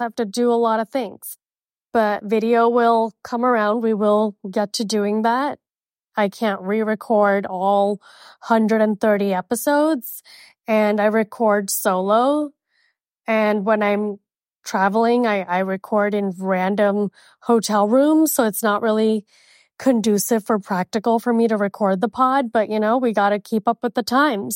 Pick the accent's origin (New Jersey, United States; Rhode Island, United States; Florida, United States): Florida, United States; Miami; moved away as an adult; now in Arizona, United States; Living in Miami would be a dream. it's my hometown